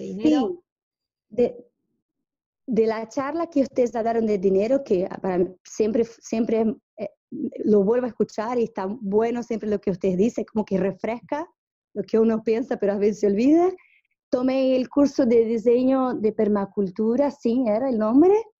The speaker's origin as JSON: {"language": "Spanish", "region": "São Paulo", "country": "Brazil", "tie": "born or raised there", "also_born_or_lived": "Pernambuco, Brazil / Japan / Argentina", "second_language": "Spanish", "moved": "as an adult", "said": "yo, soy brasilera, yo viví en Pernambuco, donde nací, el mismo pueblo de Lula, vivimos, nacimos en el mismo pueblo y viví hasta los nueve años. Después fui a vivir a São Paulo"}